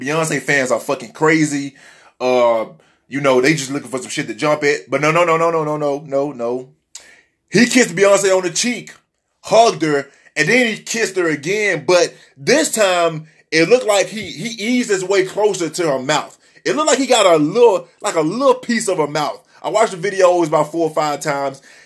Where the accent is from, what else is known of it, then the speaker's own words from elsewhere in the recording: Memphis, Tennessee, United States; now in Miami, United States; I was raised in Tennessee, Memphis, Tennessee